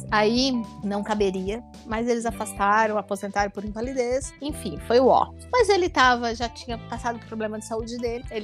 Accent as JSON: {"language": "Portuguese", "town": "Tubarão", "region": "Santa Catarina", "country": "Brazil", "also_born_or_lived": "Florianópolis", "moved": "as an adult", "said": "final de 2003, eu, eu me mudei em agosto para fazer ESMESC. Eu queria ser juíza. Tá, antes tu, tu tava onde? Eu, eu sou de Tubarão, Santa"}